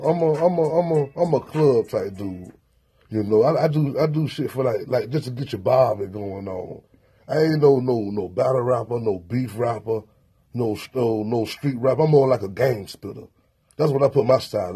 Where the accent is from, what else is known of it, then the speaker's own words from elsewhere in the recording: Tallahassee, Florida, United States; I'm from Tallahassee, Florida, man. I'm from the outskirts a little bit.